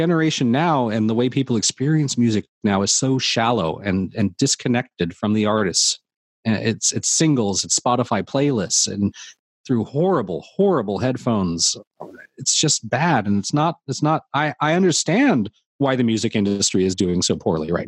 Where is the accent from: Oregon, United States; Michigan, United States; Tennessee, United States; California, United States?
California, United States; Orange County; now in Santa Monica, United States; I grew up in Orange County